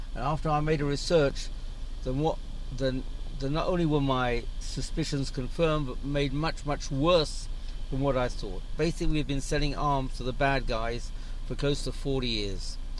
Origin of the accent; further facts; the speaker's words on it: London, United Kingdom; now in Israel; I grew up abroad. I grew up in London.